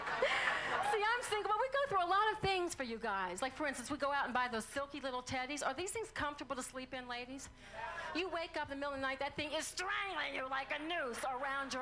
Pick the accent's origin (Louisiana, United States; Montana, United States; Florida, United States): Louisiana, United States; New Orleans; I'm from New Orleans